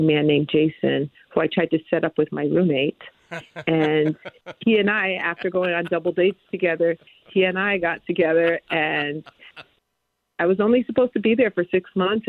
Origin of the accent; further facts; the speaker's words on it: New York, United States; moved away; also born or lived in Connecticut; I grew up in New York. I grew, and then my parents moved to Connecticut